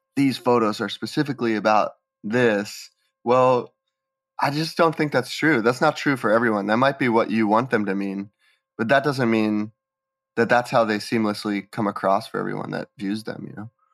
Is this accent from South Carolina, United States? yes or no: no; Bethlehem, Pennsylvania, United States; I grew up in Bethlehem, Pennsylvania, which is a small city, maybe about two hours from New York City.